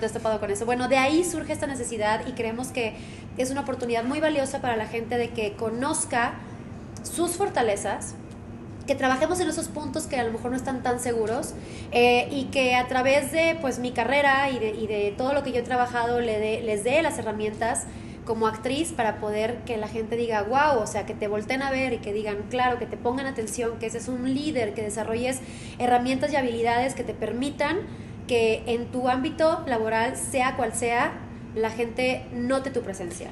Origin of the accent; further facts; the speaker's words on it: Monterrey, Nuevo León, Mexico; soy originaria de Monterrey.